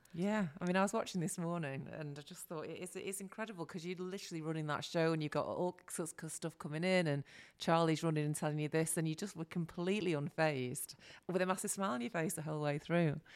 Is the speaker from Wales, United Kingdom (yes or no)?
no; Salford, North West England, United Kingdom; accent: Manc; I'm from Salford